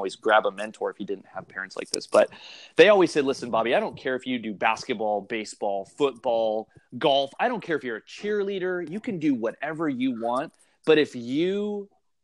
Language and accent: English; Santa Maria, California, United States; also born or lived in Shell Beach, California; I'm from the Central Coast of California. I live in a small community called Shell Beach. Lived here for almost a couple of years now. And grew up down the road, a small town by the name of Santa Maria